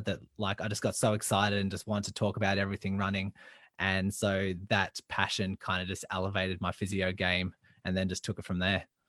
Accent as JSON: {"language": "English", "town": "Melbourne", "region": "Victoria", "country": "Australia", "said": "I'm from Melbourne, Australia"}